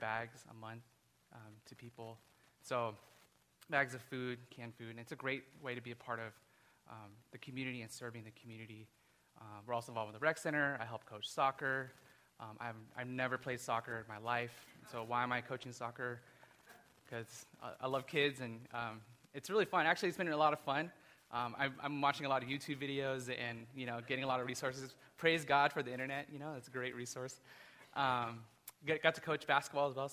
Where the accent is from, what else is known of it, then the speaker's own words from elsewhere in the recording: Burbank, California, United States; moved away as an adult; also born or lived in Tucson, Arizona; I'm actually from Burbank originally. I was born and raised here in Burbank